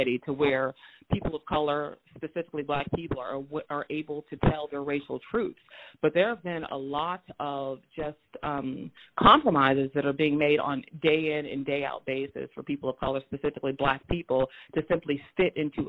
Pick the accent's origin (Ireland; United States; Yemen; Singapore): United States; Moberly, Missouri; also born or lived in St. Louis, Missouri; I was born in St. Louis, Missouri, but I grew up in Moberly, Missouri, which is a majority white space